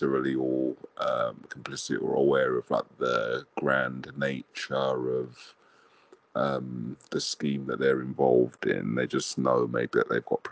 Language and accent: English; England, United Kingdom; I'm from England